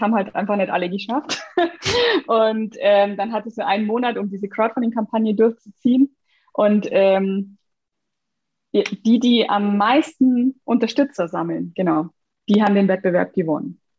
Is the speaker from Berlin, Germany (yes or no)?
no; Bavaria, Germany; ich komme übrigens aus Bayern